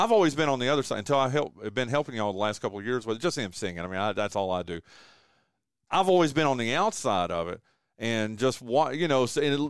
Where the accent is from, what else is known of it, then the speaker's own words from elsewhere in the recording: Wilkes County, North Carolina, United States; And I grew up in Wilkes County